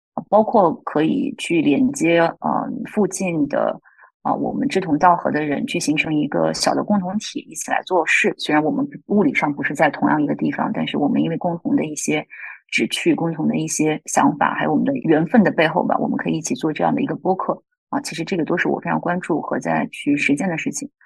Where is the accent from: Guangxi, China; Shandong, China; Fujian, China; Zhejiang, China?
Shandong, China; Zibo; moved away as an adult; also born or lived in Wuhan / Beijing; now in Sydney, Australia; 我出生在山东淄博这个城市的一个小镇上